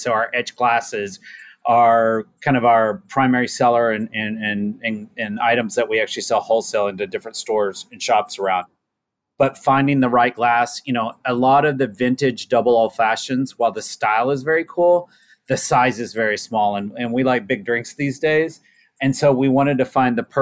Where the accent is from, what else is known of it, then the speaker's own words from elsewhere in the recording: Oklahoma, United States; I'm from the South, I'm from Oklahoma.